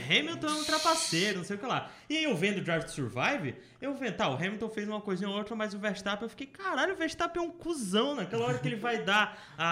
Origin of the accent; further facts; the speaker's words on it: Brazil; eu sou brasileiro